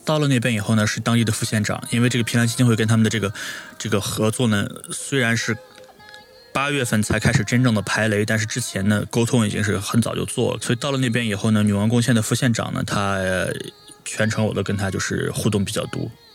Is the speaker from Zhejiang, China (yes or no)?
no; Nanjing, Jiangsu, China; 我是南京人